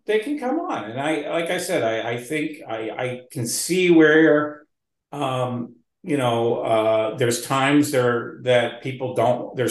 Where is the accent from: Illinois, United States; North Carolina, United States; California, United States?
Illinois, United States; Northern Cook County; now in Lake Forest, United States; I grew up in Northern Cook County.